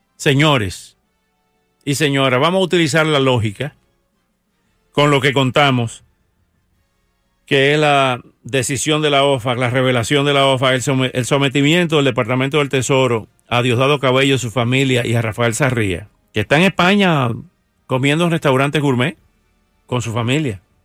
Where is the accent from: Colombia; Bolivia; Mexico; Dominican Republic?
Dominican Republic; born or raised there; moved away